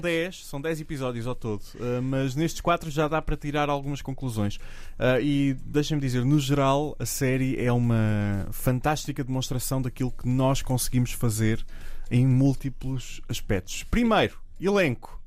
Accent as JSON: {"language": "Portuguese", "country": "Portugal", "said": "como português"}